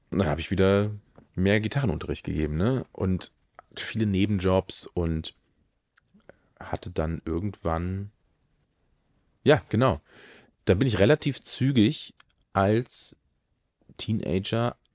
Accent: Bad Honnef, North Rhine-Westphalia, Germany; in meiner Heimatstadt äh, in Bad Honnef damals den Stadtjugendring, der sogar ein Tonstudio betrieben hat.

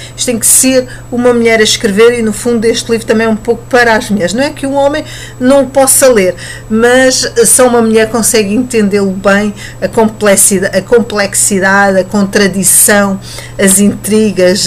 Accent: Portugal; nós portugueses

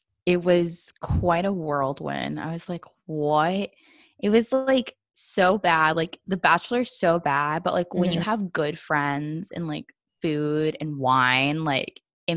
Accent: Southern coastal Virginia, United States; My mom's from Mexico. My dad's from Colombia, but I was born and raised in the States.

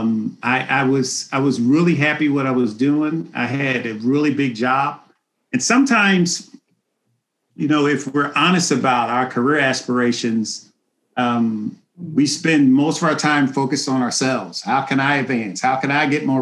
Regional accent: Philadelphia, Pennsylvania, United States; moved away as an adult; I grew up in North Philadelphia in Philly

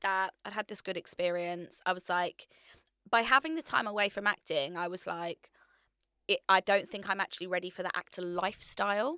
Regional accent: Hertfordshire, East of England, United Kingdom; moved away as an adult; now in London, United Kingdom; I decide I wanna move to London, so I'm from Hertfordshire.

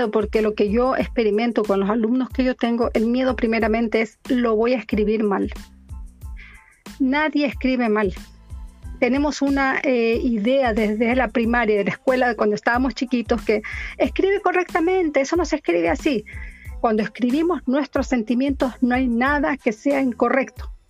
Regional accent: Ecuador; accent: Chilean; now in Chile; Yo ya soy chilena más que ecuatoriana, pero mi corazón siempre, siempre va a estar en Ecuador, aunque, aunque digan lo que digan. Ya son 30 años con él, entonces imagínate, ya se me pegó hasta el acento chileno.

